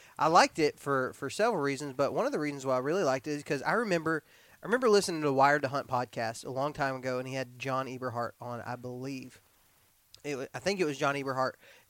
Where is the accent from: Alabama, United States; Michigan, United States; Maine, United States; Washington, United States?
Alabama, United States; We're from Alabama and y'all are from West Virginia, so math is not a strong suit.